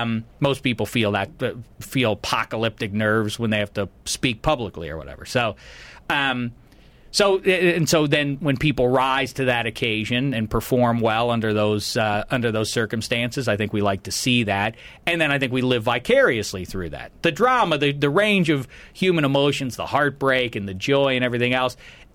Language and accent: English; Pittsburgh, Pennsylvania, United States; I am from Pittsburgh, and there's nowhere that is more sort of identified with its teams than Pittsburgh is.